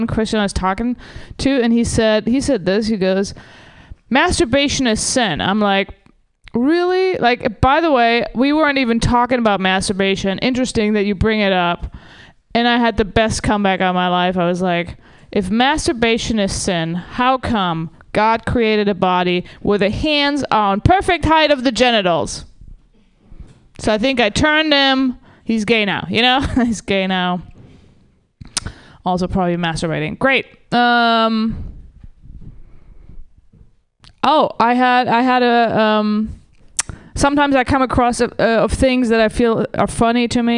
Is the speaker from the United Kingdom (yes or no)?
no; Germany; now in Los Angeles, United States; I'm originally from Germany